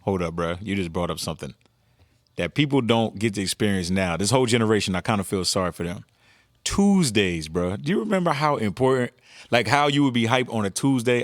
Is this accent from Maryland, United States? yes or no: no; New Jersey, United States; I'm from Jersey